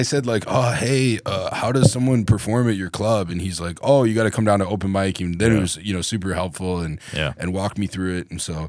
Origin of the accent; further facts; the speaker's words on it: Cedar Rapids, Iowa, United States; moved away as an adult; also born or lived in Las Vegas, Nevada; I'm from Cedar Rapids.